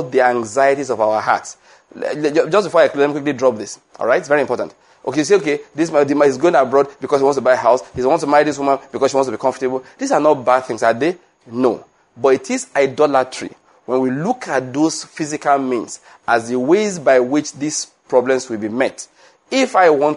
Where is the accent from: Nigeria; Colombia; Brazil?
Nigeria; Western Nigeria; moved away as an adult; also born or lived in Edo State, Nigeria / Lagos, Nigeria / Enugu, Nigeria; I was born in Western Nigeria